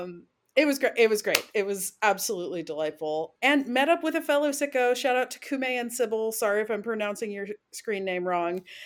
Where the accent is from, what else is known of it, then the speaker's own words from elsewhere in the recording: Central Pennsylvania, United States; also born or lived in Pittsburgh; I'm from Central P